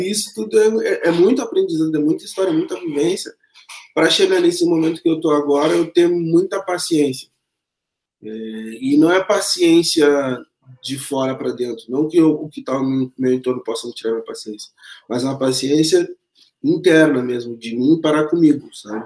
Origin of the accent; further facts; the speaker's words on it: Pelotas, Rio Grande do Sul, Brazil; moved away as an adult; nascido dia 13 de 9 de 1985, em Pelotas, onde eu residi até três anos atrás, onde fiz minha formação também escolar, acadêmica. Eu quase nunca saí de lá, eu sou pelotense nato demais